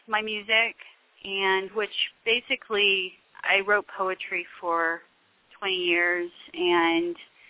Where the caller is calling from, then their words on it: Santa Clarita, California, United States; right now, I'm calling from Santa Clarita.